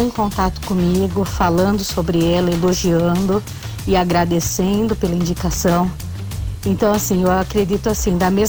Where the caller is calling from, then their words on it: Brazil; sou aqui do Jardim Guatemi.